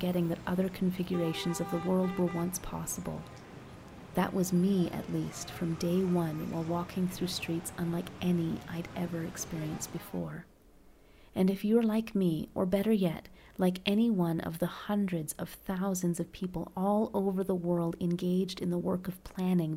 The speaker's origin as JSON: {"language": "English", "town": "Toronto", "region": "Ontario", "country": "Canada", "tie": "born or raised there", "also_born_or_lived": "Bogota, Colombia", "moved": "as an adult", "lives_now": "Medellin, Colombia", "said": "Born and raised in Toronto, Ontario"}